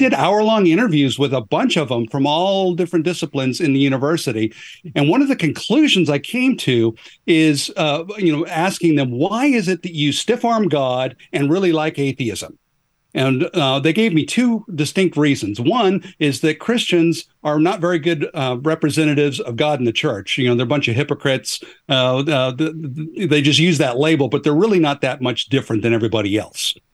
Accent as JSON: {"language": "English", "region": "Northwest Oregon", "country": "United States", "tie": "born or raised there", "moved": "as an adult", "lives_now": "Atlanta, United States", "said": "even though I live, uh, n, near Atlanta, uh, I grew up in the Pacific Northwest. Uh, I'm a, a Northwest Oregon kind of guy"}